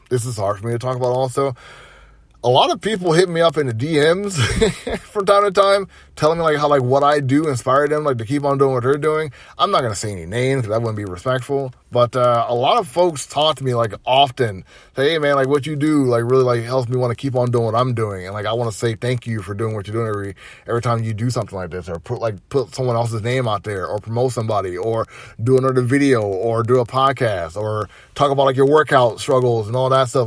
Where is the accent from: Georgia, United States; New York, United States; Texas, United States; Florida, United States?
Georgia, United States; Atlanta; growing up in Atlanta, dude, growing up in Atlanta